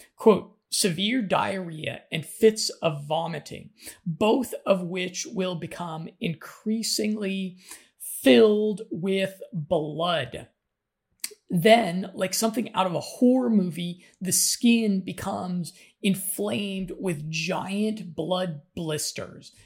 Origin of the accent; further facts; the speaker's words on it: United States; moved away; I'm an American